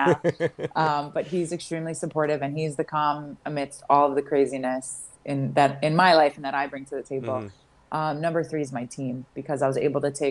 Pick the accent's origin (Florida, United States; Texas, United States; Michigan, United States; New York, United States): New York, United States; Long Beach; moved away as an adult; also born or lived in Atlanta, Georgia / Pocono Mountains, Pennsylvania; born and raised in Long Island, New York, a town called Long Beach